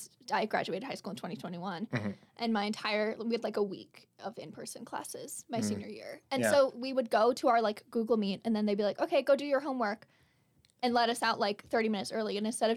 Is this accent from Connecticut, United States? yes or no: no; Albuquerque, New Mexico, United States; it films in Albuquerque, which is my hometown.